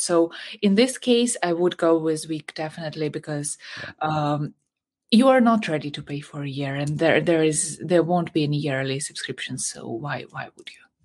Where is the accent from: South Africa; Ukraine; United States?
Ukraine; I'm from Ukraine.